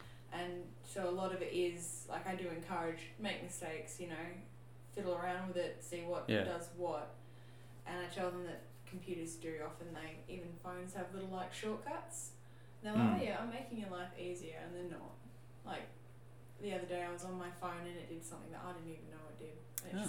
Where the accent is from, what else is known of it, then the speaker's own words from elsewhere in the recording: Bunbury, Western Australia, Australia; I was born in Bunbury. Mm. And I live in Bunbury, Australia. So I'm fair, like, I'm local, but I'm not local to Brunswick area.